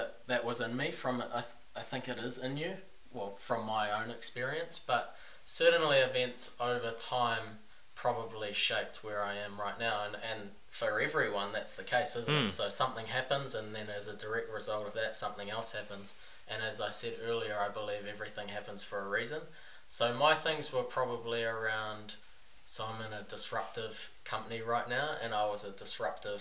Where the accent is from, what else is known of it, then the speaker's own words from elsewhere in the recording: Kapiti Coast, Wellington, New Zealand; I was born at Wellington Hospital, but I grew up on the Kapiti Coast, so this is where we are right now